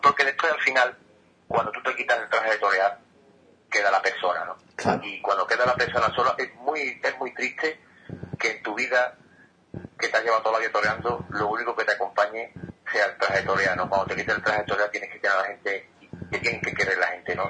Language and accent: Spanish; Seville, Andalusia, Spain; también me considero torero de Madrid, aunque soy de Sevilla